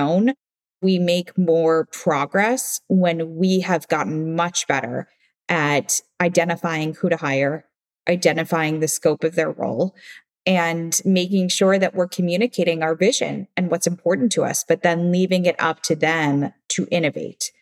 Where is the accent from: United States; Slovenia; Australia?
United States; Midwest; now in New York, United States; I'm from the Midwest